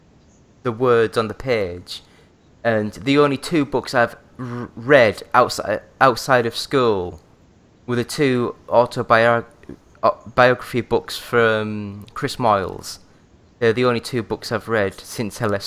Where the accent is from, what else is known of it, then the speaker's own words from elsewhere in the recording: Yorkshire and the Humber, United Kingdom; now in Glasgow, United Kingdom; I'm from North Yorkshire